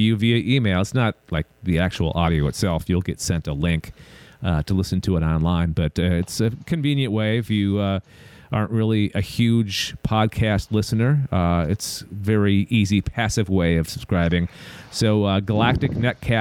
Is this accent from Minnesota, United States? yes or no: yes; Minneapolis, Minnesota, United States; my hometown, Minneapolis, St. Paul